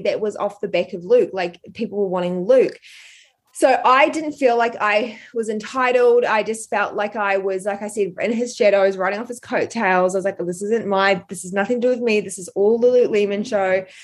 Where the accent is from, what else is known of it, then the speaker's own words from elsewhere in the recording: New Zealand; also born or lived in Brisbane, Australia; now in Australia; I'm from New Zealand